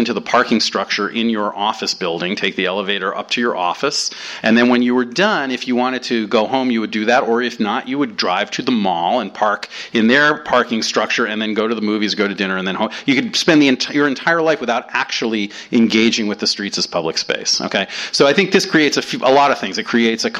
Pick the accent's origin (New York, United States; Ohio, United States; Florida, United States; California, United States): New York, United States; moved away as an adult; now in Los Angeles, United States; I grew up in New York and lived there until I was in my late 20s